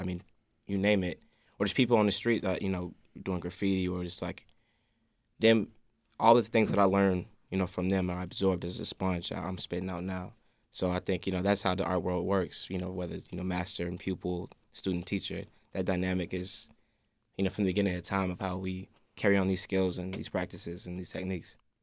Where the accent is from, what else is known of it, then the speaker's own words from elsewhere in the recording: Chicago, Illinois, United States; I'm from Hyde Park